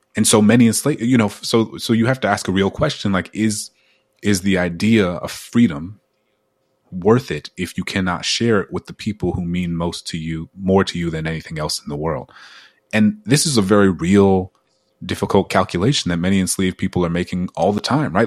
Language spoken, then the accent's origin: English; New Orleans, Louisiana, United States; growing up in New Orleans as a kid